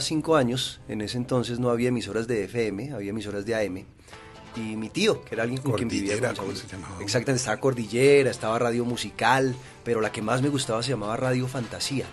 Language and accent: Spanish; Bogotá, Colombia; Yo soy bogotano de primera generación.